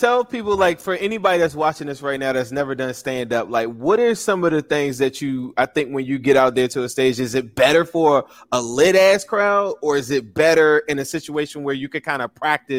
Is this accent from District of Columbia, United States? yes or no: yes; Washington, District of Columbia, United States; I'm from DC.